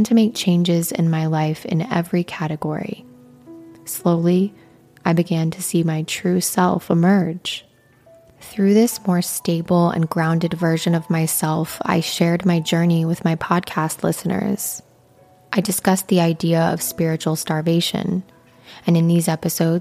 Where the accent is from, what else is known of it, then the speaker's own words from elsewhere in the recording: Midwestern United States, United States; Growing up in the Midwestern United States